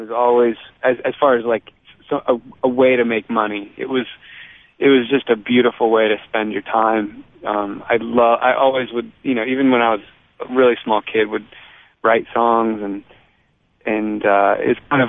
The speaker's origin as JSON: {"language": "English", "region": "California", "country": "United States", "tie": "born or raised there", "also_born_or_lived": "Boston, United States / Virginia, United States", "said": "So I was born in California, lived there for 5 years, then moved to Boston for 7 years and moved to Virginia for 4 years, then moved back to California, and then that kind of California always felt like home"}